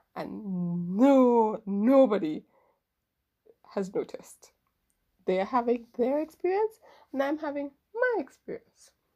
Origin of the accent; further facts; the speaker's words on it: Trinidad & Tobago; I'm from Trinidad